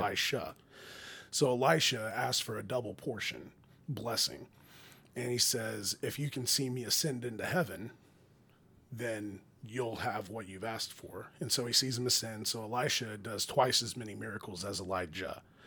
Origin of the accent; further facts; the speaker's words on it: Oklahoma, United States; we're American in Oklahoma